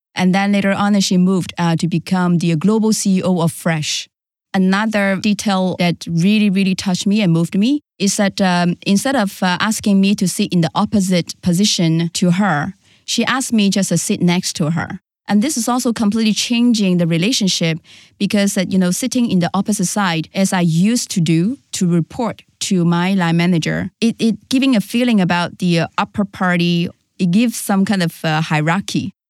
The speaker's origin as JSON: {"language": "English", "region": "Shanghai", "country": "China", "tie": "born or raised there", "also_born_or_lived": "Guangzhou", "said": "I was born in Shanghai and I was raised by my grandma"}